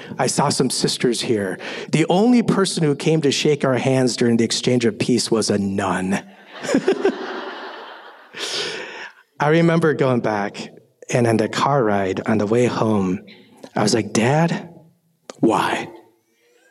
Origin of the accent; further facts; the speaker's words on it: Minnesota, United States; I grew up in Minnesota